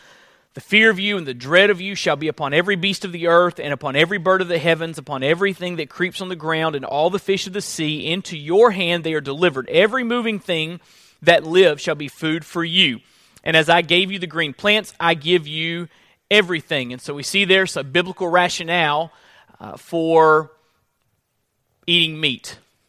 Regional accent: Florida, United States; Now, I come from Florida, and the seasons are not as distinct in the Sunshine State. It's generally just pretty warm there year around. When we moved up to this area, we got a good feel for seasons.

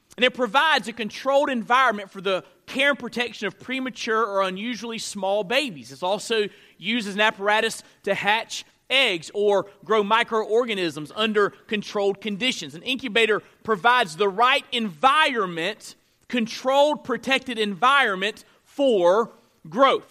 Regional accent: North Florida, United States; I grew up in North Florida.

